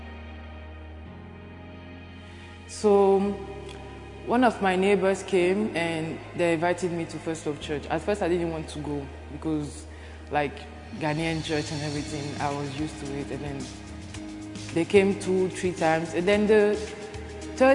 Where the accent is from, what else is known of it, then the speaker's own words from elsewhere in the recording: Benin; I'm from Benin